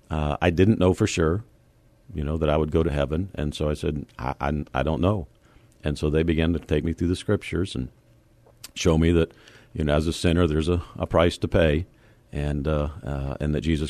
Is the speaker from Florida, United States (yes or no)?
yes; Fort Lauderdale, Florida, United States; moved away as an adult; also born or lived in Toledo, Ohio / Abilene, Texas; now in San Antonio, United States; I was born in Toledo, Ohio, and then my folks moved to Fort Lauderdale, Florida. And so I was there for 16 years of my life until I graduated from high school